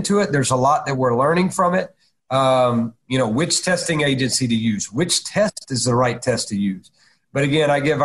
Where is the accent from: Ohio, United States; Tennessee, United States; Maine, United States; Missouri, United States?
Tennessee, United States; Chattanooga; it was my hometown